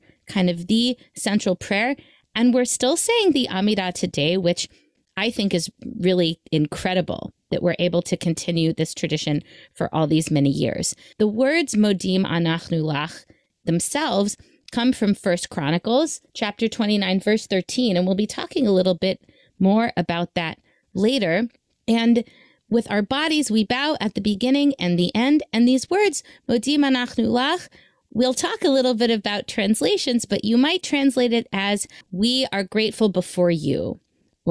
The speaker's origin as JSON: {"language": "English", "town": "Memphis", "region": "Tennessee", "country": "United States", "tie": "born or raised there", "said": "We grew up in Memphis, Tennessee"}